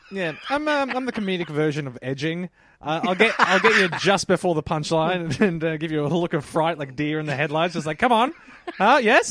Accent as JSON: {"language": "English", "town": "Melbourne", "region": "Victoria", "country": "Australia", "tie": "born or raised there", "said": "I grew up in Pasco Vale."}